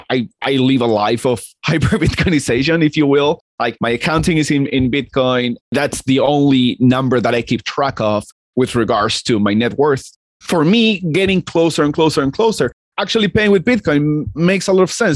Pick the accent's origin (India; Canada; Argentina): Argentina; I'm Argentinian and I grew up in Argentina